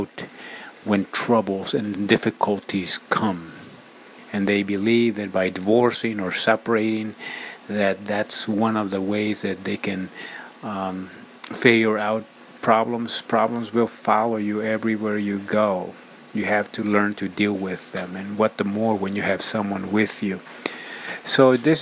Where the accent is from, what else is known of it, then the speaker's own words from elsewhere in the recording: Ecuador; moved away; my home country in Ecuador, South America